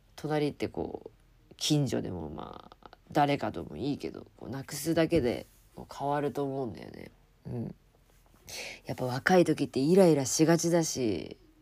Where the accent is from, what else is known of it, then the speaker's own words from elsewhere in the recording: Japan; 自分の住む国だし、うん、生まれ育った国でもあります